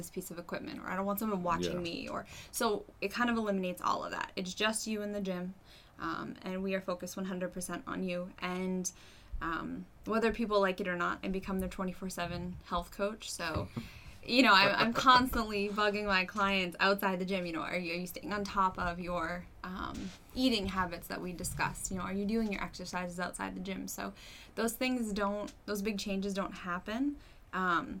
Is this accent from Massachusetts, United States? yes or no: yes; Massachusetts, United States; moved away as an adult; now in Manchester, United States; I am actually from Massachusetts. I moved up here a few years ago